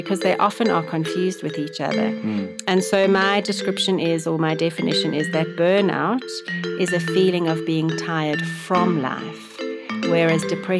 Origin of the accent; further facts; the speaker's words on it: Johannesburg, Gauteng, South Africa; I grew up in Johannesburg, went to school in Johannesburg, went to university at Wits University.